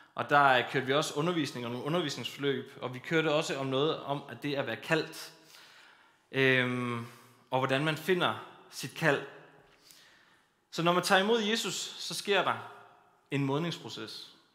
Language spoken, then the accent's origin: Danish; Kolding, Southern Denmark, Denmark; Jeg kommer fra Kolding, fra apostolsk Mekka, som vi kalder det